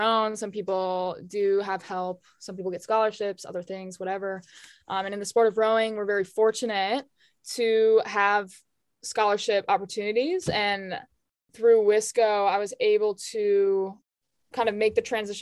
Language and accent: English; outside of Chicago, Illinois, United States; now in Vermont, United States; I grew up outside of Chicago.